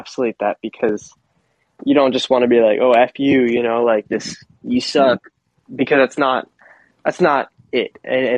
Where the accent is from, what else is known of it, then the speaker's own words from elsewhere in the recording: Miami, Florida, United States; moved away as an adult; also born or lived in Boston, Massachusetts; now in Nashville, United States; I'm from Miami, Florida